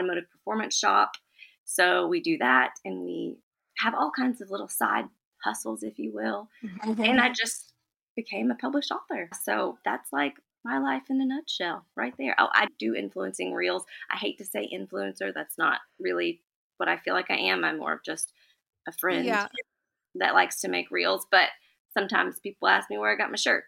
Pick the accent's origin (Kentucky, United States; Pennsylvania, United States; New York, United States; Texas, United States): Kentucky, United States; Lexington; I am from Lexington, Kentucky